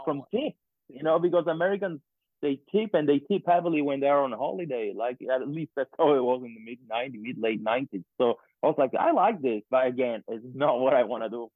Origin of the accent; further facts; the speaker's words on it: Sicily, Italy; moved away as an adult; also born or lived in Florida / California; I come from Sicily and there is mountains and everything.